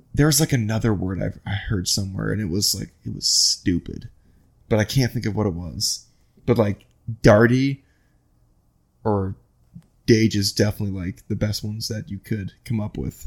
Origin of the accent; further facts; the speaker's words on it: Iowa, United States; also born or lived in Midwest; now in West Palm Beach, United States; I'm from Iowa